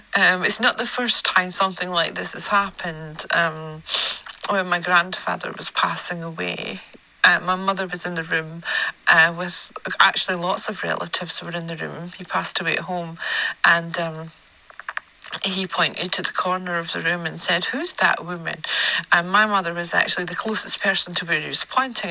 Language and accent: English; Scotland, United Kingdom; accent: Scottish; my Scottish accent